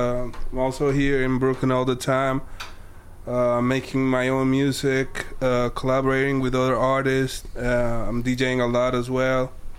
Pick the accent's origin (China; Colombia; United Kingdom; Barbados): Colombia; Medellín, Antioquia; moved away as an adult; now in Queens, United States; Medellin, Colombia.